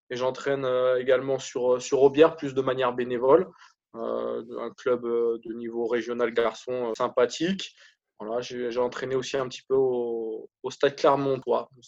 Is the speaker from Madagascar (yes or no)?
no; Mont-de-Marsan, Nouvelle-Aquitaine, France; born there; Je suis né à Mont-de-Marsan, effectivement. J'y ai vécu très peu en fait.